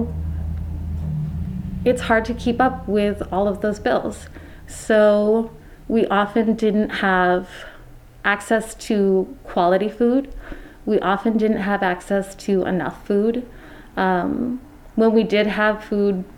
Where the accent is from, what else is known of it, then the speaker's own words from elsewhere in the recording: Rutland, Vermont, United States; also born or lived in Florida / Mendon, Vermont; I grew up in Rutland City